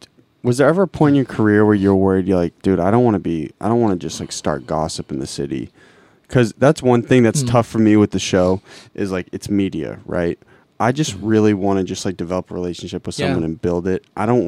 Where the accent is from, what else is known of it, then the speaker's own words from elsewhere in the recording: Brockton, Massachusetts, United States; I'm from Brockton.